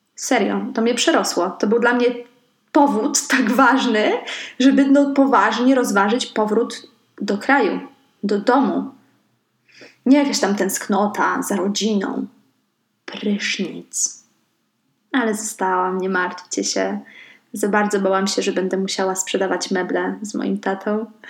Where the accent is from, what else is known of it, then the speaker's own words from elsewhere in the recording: Szczecin, West Pomeranian Voivodeship, Poland; also born or lived in Stargard; jestem ze Szczecina. E, ale też nie do końca, bo urodziłam się w Stargardzie